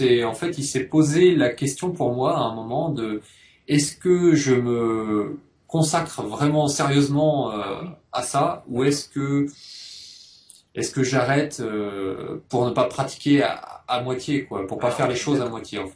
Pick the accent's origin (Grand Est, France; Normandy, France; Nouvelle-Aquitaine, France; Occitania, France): Nouvelle-Aquitaine, France; Poitiers; moved away as an adult; also born or lived in Bordeaux / Japan; je viens de Poitiers